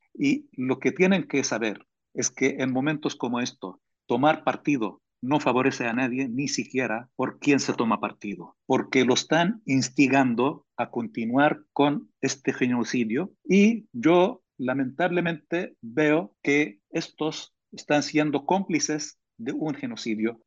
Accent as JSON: {"language": "Spanish", "country": "Palestine", "moved": "yes", "lives_now": "Spain", "said": "yo como palestino que lucho por la libertad mía y de mi pueblo"}